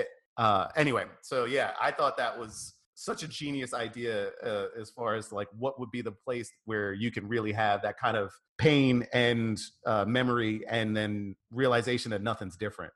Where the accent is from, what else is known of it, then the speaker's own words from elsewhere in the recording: New York, United States; I grew up in New York.